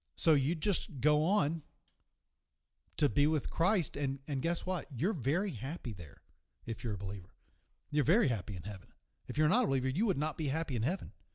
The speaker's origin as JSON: {"language": "English", "region": "East Coast", "country": "United States", "tie": "born or raised there", "moved": "yes", "said": "my hometown, the East Coast"}